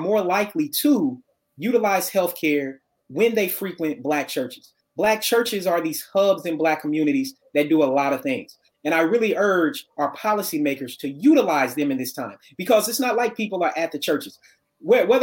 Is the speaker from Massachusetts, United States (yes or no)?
no; Murfreesboro, Tennessee, United States; moved away as an adult; also born or lived in Memphis, Tennessee; I was born in Murfreesboro, Tennessee, a little bit south of Nashville